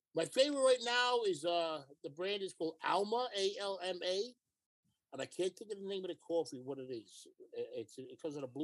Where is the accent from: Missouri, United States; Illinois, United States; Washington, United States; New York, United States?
New York, United States; New York City; I'm a New Yorker.